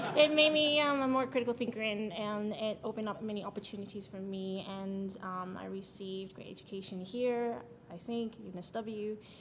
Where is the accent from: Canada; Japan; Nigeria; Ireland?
Japan; now in Sydney, Australia; I was born in Japan and um, I went to an international school there